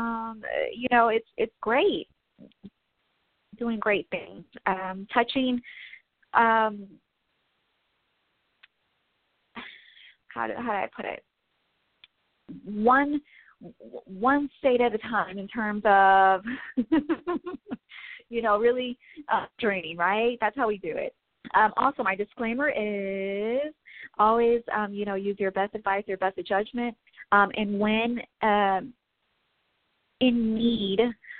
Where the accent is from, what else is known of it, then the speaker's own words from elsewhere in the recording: Midwest, United States; I'm from the Midwest